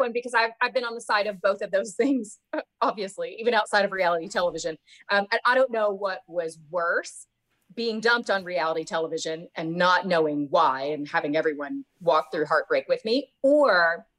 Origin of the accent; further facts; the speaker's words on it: the South, United States; I never was one of those people that felt super confident doing that because I'm from the South.